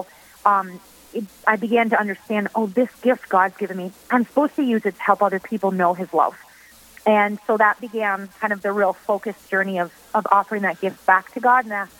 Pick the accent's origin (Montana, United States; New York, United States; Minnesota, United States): Minnesota, United States; I grew up in Minnesota